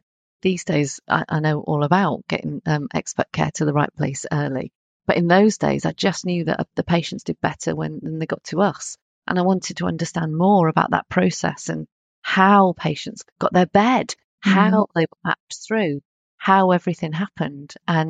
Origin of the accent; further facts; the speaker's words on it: North Devon, South West England, United Kingdom; now in north of England, United Kingdom; I currently live in the north of England, as you know, but I didn't start out like that. I was born in Devon. Right. I was in a fairly small town in North Devon